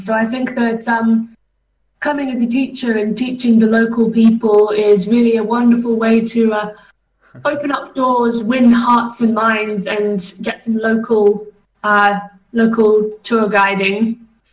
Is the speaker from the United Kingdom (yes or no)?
yes; England, United Kingdom; now in Czech Republic; as an English person